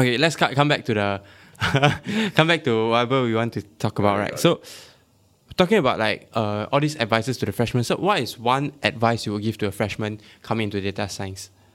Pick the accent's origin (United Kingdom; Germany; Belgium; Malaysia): Malaysia; I'm Malaysian